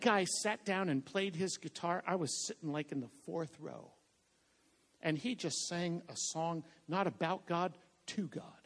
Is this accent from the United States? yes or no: yes; Boston, Massachusetts, United States; I'm from Boston